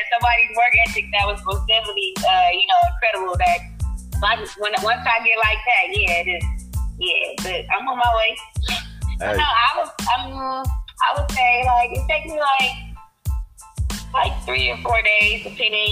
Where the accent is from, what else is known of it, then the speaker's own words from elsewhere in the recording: Moreno Valley, California, United States; also born or lived in North Long Beach, California; I'm from the IE in Moreno Valley. I was born in Long Beach